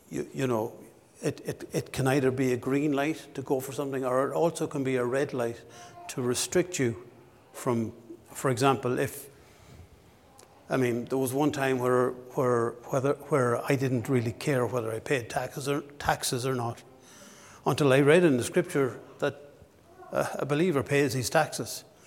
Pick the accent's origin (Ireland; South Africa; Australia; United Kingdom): Ireland; Ballinasloe, Connacht; moved away as an adult; now in Dundalk, Ireland; my hometown in Ballinasloe